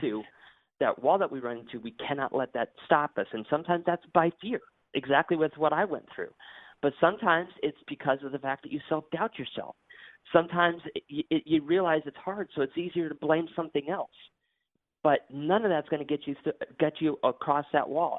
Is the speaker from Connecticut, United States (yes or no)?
yes; Bristol, Connecticut, United States; now in Florida, United States; I was born and raised in Bristol, Connecticut